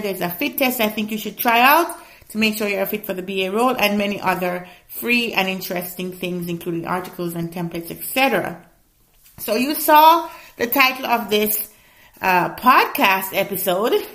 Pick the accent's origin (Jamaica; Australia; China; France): Jamaica; I'm Jamaican, so I gotta put some of that patwa in there